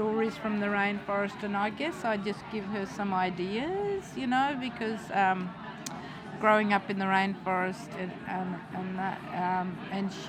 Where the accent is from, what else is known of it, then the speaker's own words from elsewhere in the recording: Mossman, Queensland, Australia; I am a traditional elder in the Googie Yalindu tribe in Mossman